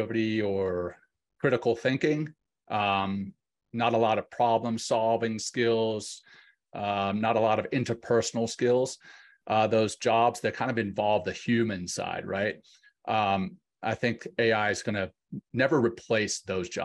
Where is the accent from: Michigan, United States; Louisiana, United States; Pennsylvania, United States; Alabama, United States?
Louisiana, United States; now in Colorado Springs, United States; I grew up in Louisiana and I have still a heart for Louisiana. I live in Colorado Springs